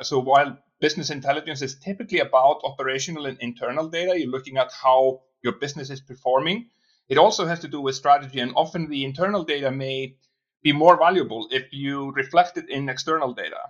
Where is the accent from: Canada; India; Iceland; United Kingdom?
Iceland; also born or lived in Boston; now in Reykjavik, Iceland; I'm from Iceland. That's where I'm brought up.